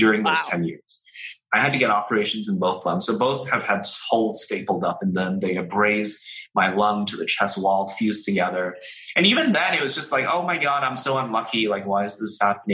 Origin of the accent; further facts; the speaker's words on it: Hong Kong; I was born in Hong Kong